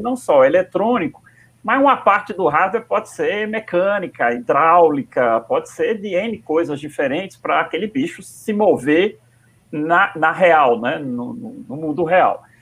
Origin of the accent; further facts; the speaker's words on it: Northeast Region, Brazil; A gente a está aqui em Natal, e, e, muitas vezes a gente se sente menor, menor ainda, porque estamos tá no Nordeste, somos nordestinos